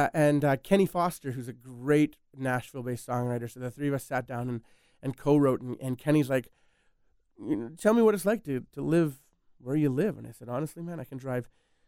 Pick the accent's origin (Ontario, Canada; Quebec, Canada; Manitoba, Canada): Manitoba, Canada; Winnipeg; I grew up in Winnipeg, which would be like a big small town.